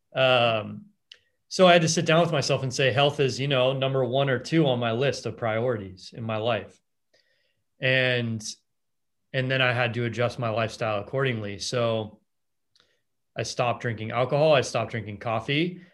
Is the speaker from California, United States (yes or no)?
yes; Los Angeles, California, United States; I grew up in Los Angeles